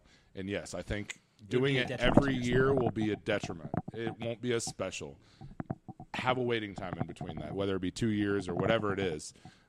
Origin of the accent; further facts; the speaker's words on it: Fort Dodge, Iowa, United States; my hometown of Fort Dodge, Iowa